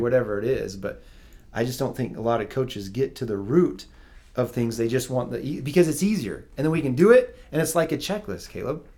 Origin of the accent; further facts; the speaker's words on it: Provo, Utah, United States; i grew up in provo